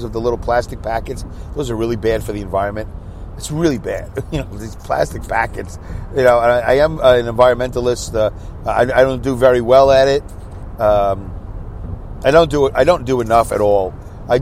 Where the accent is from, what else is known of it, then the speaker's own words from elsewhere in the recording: United States; I'm an American